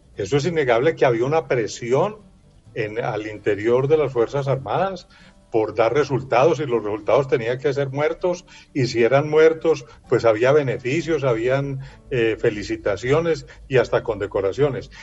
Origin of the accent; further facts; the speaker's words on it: Colombia; como colombiano